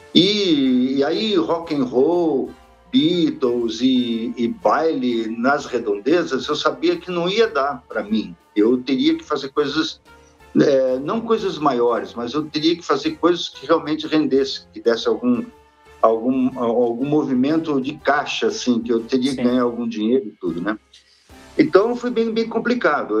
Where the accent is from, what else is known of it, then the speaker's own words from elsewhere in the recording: Brazil; nunca saí aqui do Brasil